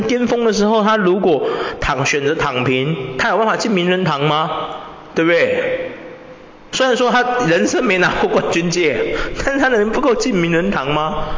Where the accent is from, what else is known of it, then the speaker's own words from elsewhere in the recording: Taiwan; 身为一个台湾人